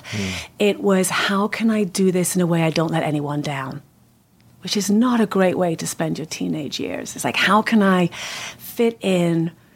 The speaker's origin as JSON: {"language": "English", "town": "West Kirby", "region": "North West England", "country": "United Kingdom", "tie": "born or raised there", "also_born_or_lived": "London", "moved": "as an adult", "lives_now": "United States", "said": "I actually was born in London and then lived most of my life near Liverpool, a little town called West Kirby"}